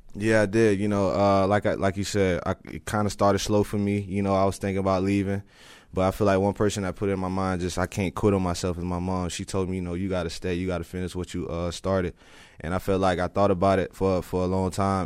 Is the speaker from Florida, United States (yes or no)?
yes; Lakeland, Florida, United States; I grew up in Lakeland my whole life